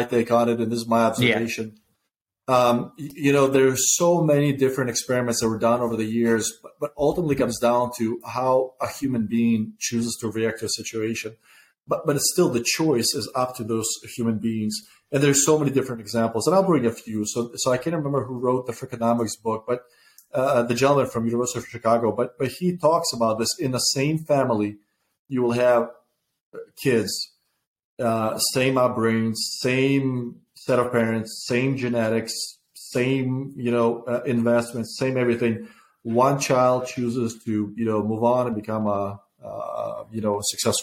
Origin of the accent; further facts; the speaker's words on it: Ukraine; also born or lived in Soviet Union; now in United States; When I was growing up in Ukraine